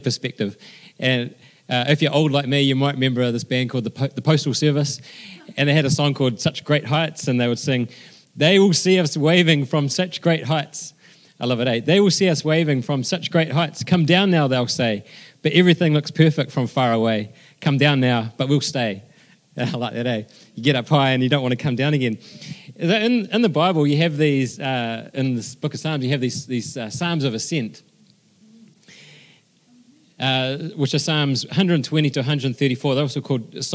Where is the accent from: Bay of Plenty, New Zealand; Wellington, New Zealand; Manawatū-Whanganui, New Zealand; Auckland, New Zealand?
Wellington, New Zealand; also born or lived in Christchurch; born and bred in Wellington